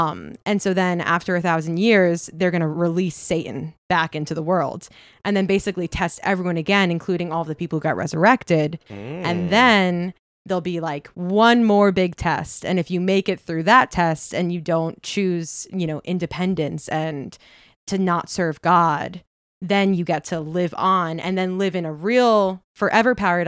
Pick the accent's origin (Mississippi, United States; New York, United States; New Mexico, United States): New York, United States; Setauket; I grew up in Long Island.